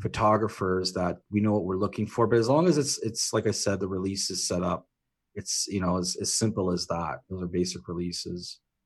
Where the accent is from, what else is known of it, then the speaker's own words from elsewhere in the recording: Canada; being Canadian